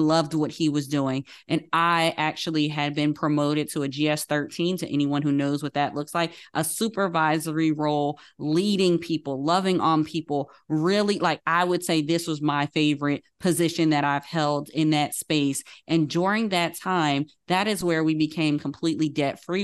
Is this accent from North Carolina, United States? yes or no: no; Paterson, New Jersey, United States; Growing up in the Baptist church in Patterson, New Jersey, I was a young child